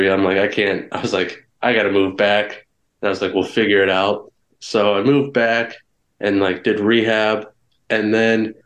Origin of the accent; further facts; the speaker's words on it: Ohio, United States; as an Ohioan